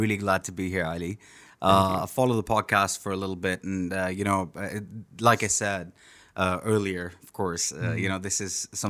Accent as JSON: {"language": "English", "town": "Jeddah", "region": "Makkah Province", "country": "Saudi Arabia", "tie": "born or raised there", "said": "So, you know, growing up in Jeddah, I was really, you know, I still am. I read and write Arabic"}